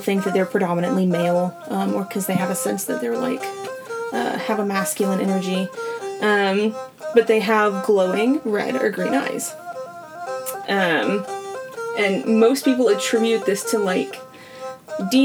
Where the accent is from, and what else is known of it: Georgia, United States; accent: southern